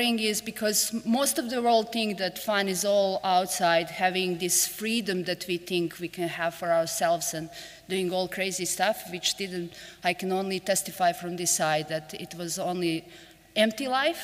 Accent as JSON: {"language": "English", "country": "Montenegro", "second_language": "English", "said": "I live in most beautiful country in the world, that's Montenegro"}